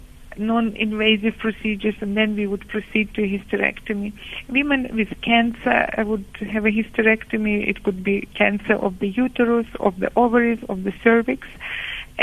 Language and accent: English; Ukraine; moved away as an adult; now in Cape Town, South Africa; I'm based in Cape Town, that's where I live, and I come from Ukraine, as some of you might be curious about my accent.